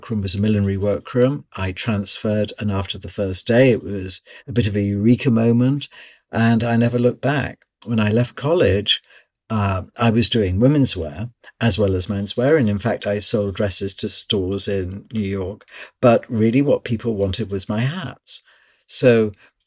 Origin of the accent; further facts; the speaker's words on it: near Liverpool, North West England, United Kingdom; moved away; also born or lived in London; I grew up in near Liverpool.